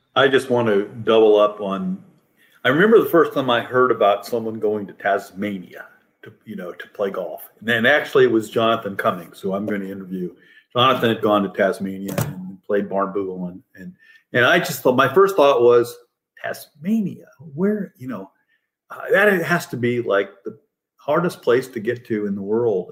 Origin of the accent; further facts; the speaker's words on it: Fort Wayne, Indiana, United States; moved away; also born or lived in Auburn; I grew up in northern Indiana